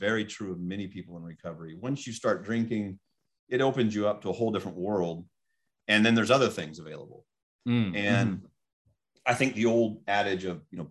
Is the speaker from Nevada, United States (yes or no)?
no; Fresno, California, United States; also born or lived in Placerville, El Dorado County, California; I was raised in Fresno